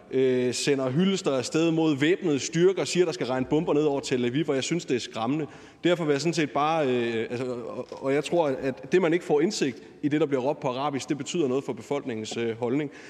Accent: Odense, Southern Denmark, Denmark; Nu er jeg selv fra Odense, og der har været en del demonstrationer også

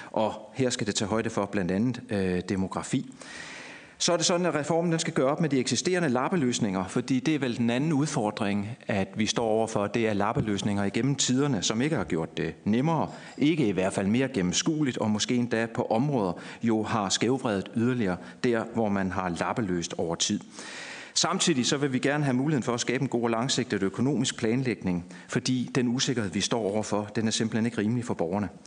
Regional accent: Nyborg, Southern Denmark, Denmark; der hvor jeg kommer fra, der udgør næsten dobbelt så meget som i København, Gentofte og Frederiksberg. Det er lige omkring et par 20 procent af budgettet i Nyborg øh, Kommune.

